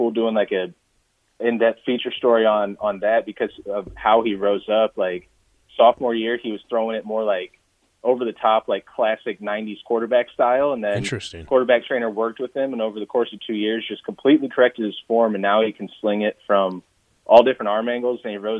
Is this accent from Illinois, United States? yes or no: yes; Central Illinois, United States; I was 7 years old during his rookie season, and watching him, I became a Cardinals fan growing up in Central Illinois.